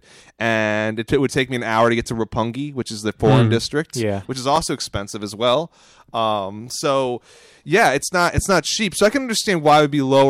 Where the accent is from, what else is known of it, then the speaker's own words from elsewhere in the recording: Phoenixville, Pennsylvania, United States; I grew up in Phoenixville